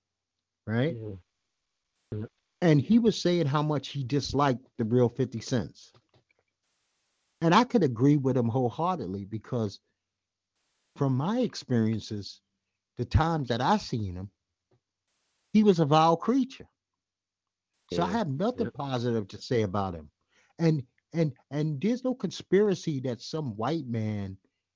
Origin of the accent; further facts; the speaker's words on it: New York City, New York, United States; I grew up in Bed-Stuy when it was Bed-Stuy, not this new Bed-Stuy